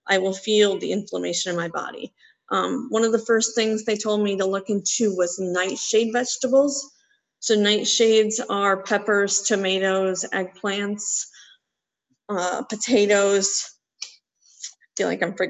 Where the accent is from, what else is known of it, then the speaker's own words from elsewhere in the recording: Wisconsin, United States; I grew up in Wisconsin